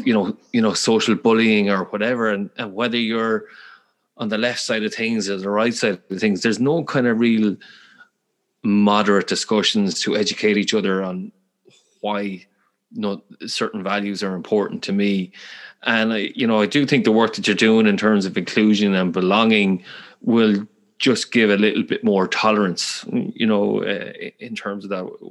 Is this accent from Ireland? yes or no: yes; Galway, Connacht, Ireland; accent: Galway; they love my Irish accent, or more specifically, my my Galway accent. I'm from the west of Ireland